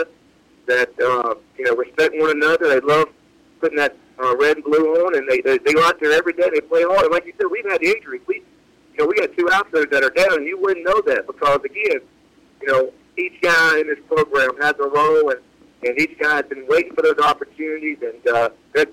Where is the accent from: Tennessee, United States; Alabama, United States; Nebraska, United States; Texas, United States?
Tennessee, United States; West; moved away; growing up in West Tennessee